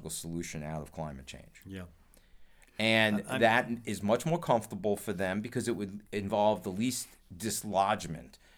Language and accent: English; Ireland; um, I'm Irish. We love Halloween.